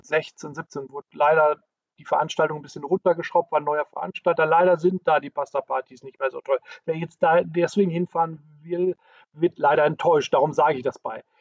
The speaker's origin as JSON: {"language": "German", "area": "the area around Dortmund", "region": "North Rhine-Westphalia", "country": "Germany", "said": "ich komme ja hier aus der Gegend"}